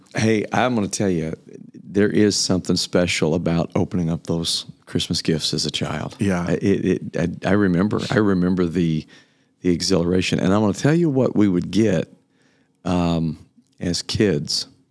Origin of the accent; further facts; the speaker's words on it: Kokomo, Indiana, United States; moved away as an adult; also born or lived in Memphis, Tennessee; I was raised in Kokomo, Indiana.